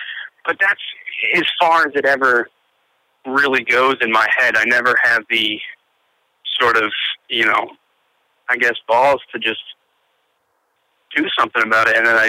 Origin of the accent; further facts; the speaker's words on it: New Hampshire, United States; I'm from New Hampshire, but I'm in Burlington right now, actually, Vermont.